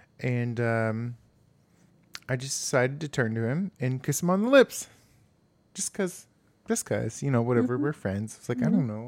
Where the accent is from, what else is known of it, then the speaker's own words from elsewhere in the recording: Texas, United States; East Texas, well, East Texas.